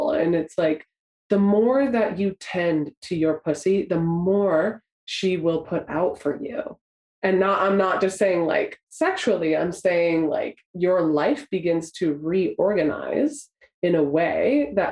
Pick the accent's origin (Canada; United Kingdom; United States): Canada; I grew up in Canada by the mountains.